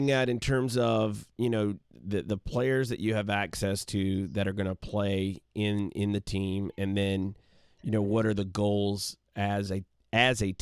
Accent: England, United Kingdom; growing it growing up in England and and having the the opportunity to play in the Blackburn Rovers Academy.

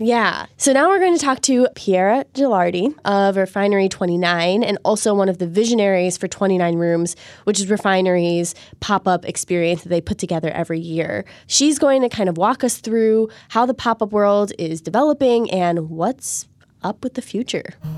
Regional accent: Chicago, Illinois, United States; I'm from Chicago

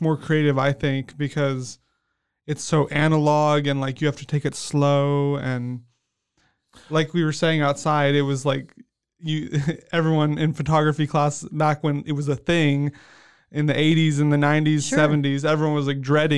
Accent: Manila, Metro Manila, Philippines; also born or lived in Smithville, Texas, United States; Yeah, I was born in Smithville, Texas, outside of Austin. Yeah, but I moved to Manila when I was 2 years old.

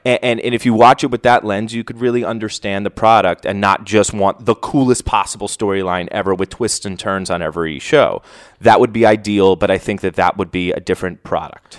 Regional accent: United States; I'm from New York

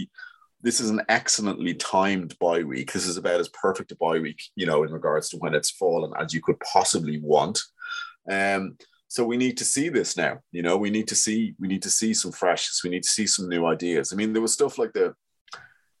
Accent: Ireland; we're all Irish

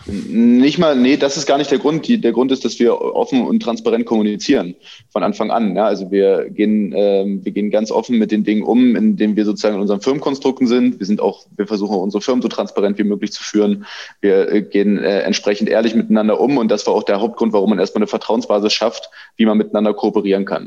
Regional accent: Weimar, Thuringia, Germany; moved away as an adult; now in Stralsund, Germany; ich komme aus Weimar, einer Kulturstadt in, in Thüringen, ähm, bei der ich auch, äh, seit ich Kind bin, auf Veranstaltungen unterwegs war

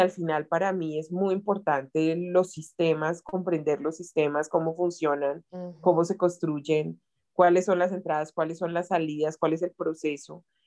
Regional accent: Bogotá, Colombia; yo nací en Bogotá.

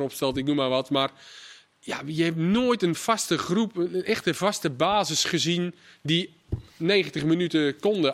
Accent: Netherlands

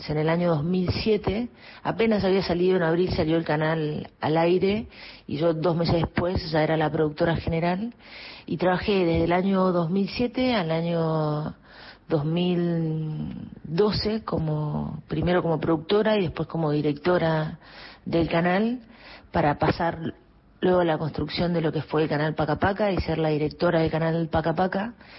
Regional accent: San Luis, Argentina; also born or lived in Córdoba / Spain / Cuba; now in Buenos Aires, Argentina; ¿de dónde soy? De San Luis, yo soy de San Luis

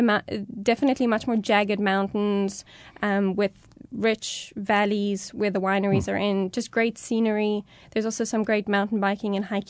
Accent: Cape Town, Western Cape, South Africa; I don't know Johannesburg as well. I grew up primarily in Cape Town.

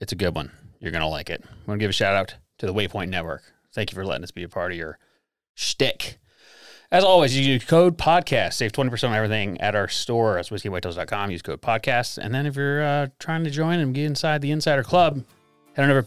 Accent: Yadkin Valley, North Carolina, United States; Yakin Valley

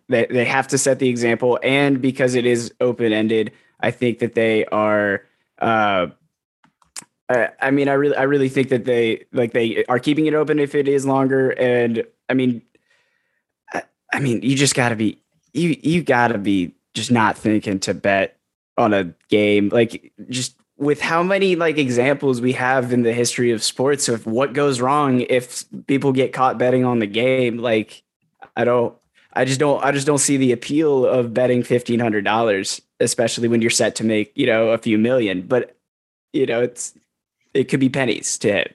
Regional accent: Columbus, Ohio, United States; moved away; also born or lived in Texas; I live in Columbus. I'm originally from Columbus

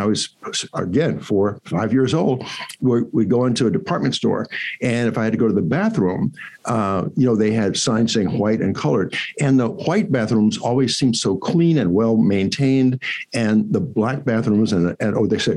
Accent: Virginia, United States; I'm from Virginia

